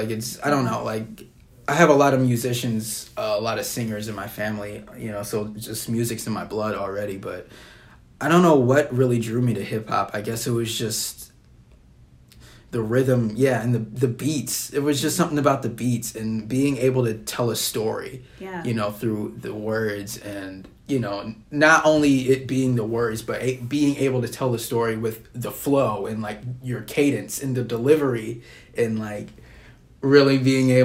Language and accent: English; Dubuque, Iowa, United States; I am from Dubuque, yes. Okay. Born and raised.